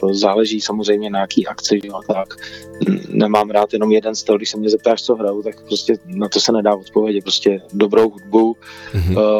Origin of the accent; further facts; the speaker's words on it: Czechia; u nás v Čechách